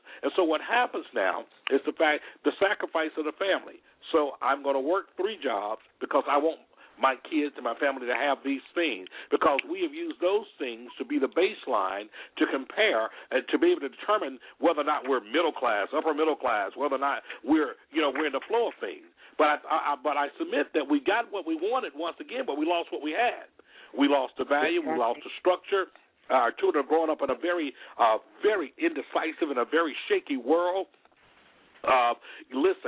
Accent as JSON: {"language": "English", "region": "Alabama", "country": "United States", "tie": "born or raised there", "said": "I grew up in Alabama"}